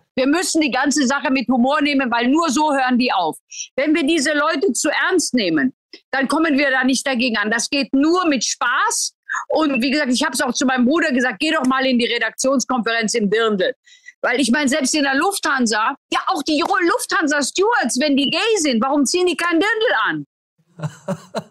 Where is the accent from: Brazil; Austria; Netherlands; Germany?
Germany; bei uns in Deutschland